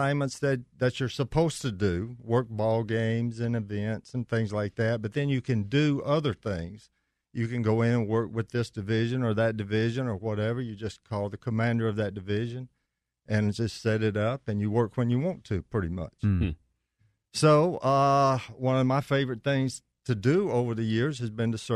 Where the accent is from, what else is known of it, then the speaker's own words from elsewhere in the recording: Stockbridge, Georgia, United States; also born or lived in Clarke County, Georgia; before moving back to Stockbridge, which is my hometown